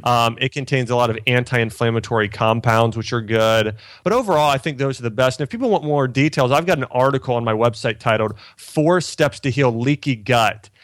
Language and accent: English; Ohio, United States; I grew up in Ohio